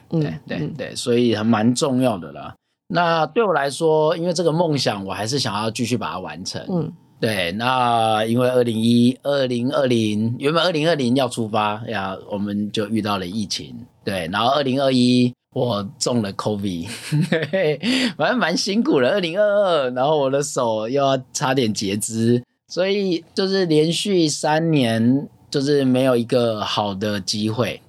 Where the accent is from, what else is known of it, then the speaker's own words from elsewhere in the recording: Wulai, New Taipei, Taiwan; also born or lived in rural village (unnamed), Taiwan; 后来我来台北，那我受了原住民文化的感染， 对，我在种子，乌来种子长大